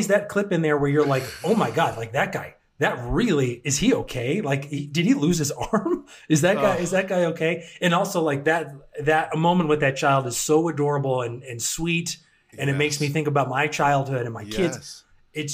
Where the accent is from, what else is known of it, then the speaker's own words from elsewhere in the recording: Massachusetts, United States; I'm from Massachusetts